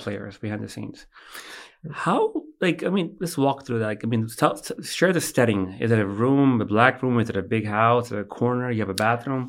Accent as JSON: {"language": "English", "country": "United States", "tie": "born or raised there", "said": "I was born in America"}